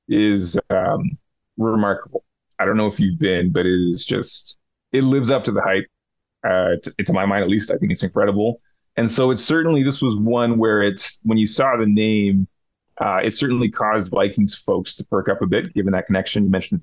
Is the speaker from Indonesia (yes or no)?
no; Canada; but also me being Canadian.